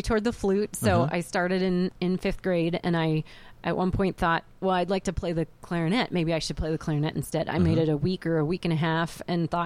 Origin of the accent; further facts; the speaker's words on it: Hillsboro, Oregon, United States; I went to Glencoe High School back in the day, and Hillsboro was quite a bit smaller back when I grew up there